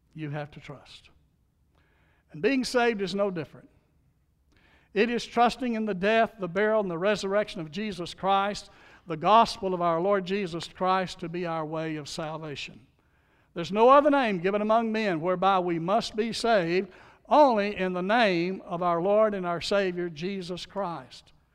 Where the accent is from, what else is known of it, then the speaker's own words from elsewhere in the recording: Louisiana, United States; I was born in Louisiana